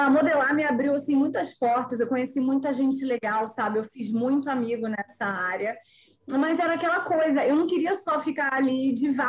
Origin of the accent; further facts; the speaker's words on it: Porto Seguro, Bahia, Brazil; also born or lived in Rio de Janeiro / São Paulo; Então, eu sou carioca, nascida no Rio, mas eu fui criada na Bahia, Porto Seguro, litoral da Bahia.